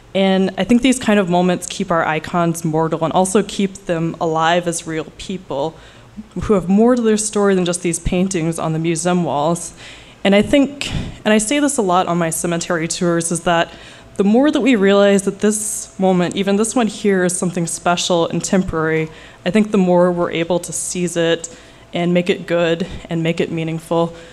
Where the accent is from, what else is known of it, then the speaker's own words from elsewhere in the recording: Oklahoma, United States; now in New York City, United States; I'm not originally from New York, I'm from Oklahoma